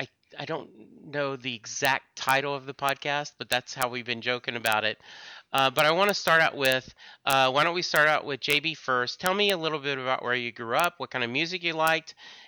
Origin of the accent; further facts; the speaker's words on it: Texas, United States; And growing up in East Texas, there are no basements.